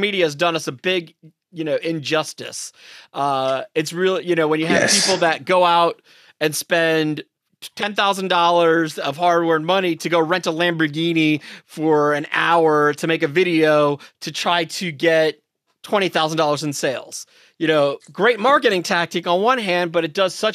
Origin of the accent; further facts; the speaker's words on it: New York City, New York, United States; I grew up, I'm from New York City